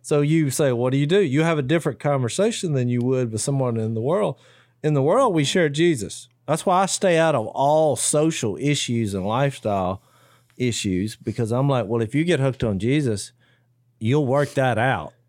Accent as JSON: {"language": "English", "country": "United States", "said": "as an American citizen"}